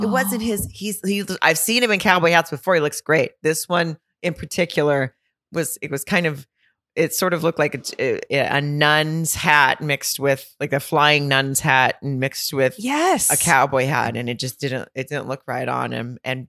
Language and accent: English; the South, United States; I don't know if it's because he knows I'm from the South.